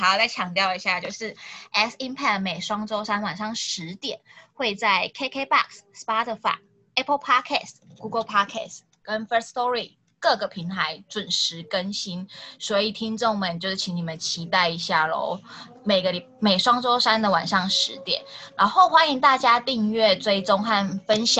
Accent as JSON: {"language": "Chinese", "region": "Kaohsiung", "country": "Taiwan", "said": "我是高雄人哦，可是我台语不是很好哎。"}